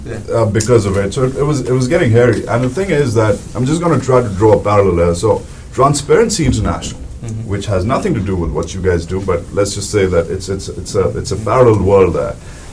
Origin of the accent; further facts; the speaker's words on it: Pakistan; I'm from Pakistan